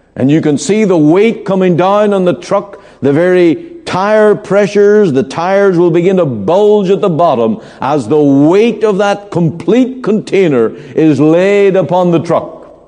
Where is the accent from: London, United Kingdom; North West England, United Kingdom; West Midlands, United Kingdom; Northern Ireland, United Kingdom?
Northern Ireland, United Kingdom; moved away; I remember in my hometown hearing street preachers very common thing in my home country where on market day